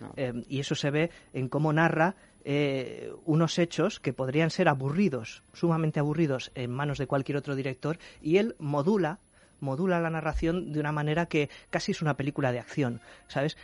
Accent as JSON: {"language": "Spanish", "country": "Spain", "said": "nosotros como españoles"}